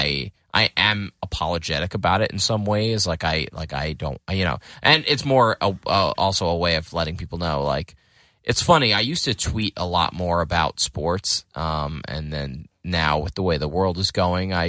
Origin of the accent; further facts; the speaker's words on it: Lafayette Hill, Pennsylvania, United States; I grew up in a town called Lafayette Hill.